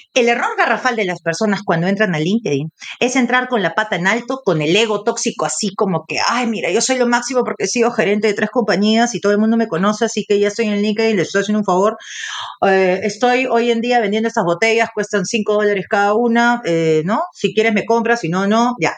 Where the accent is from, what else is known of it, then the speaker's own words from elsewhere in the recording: Peru; como latina y como peruana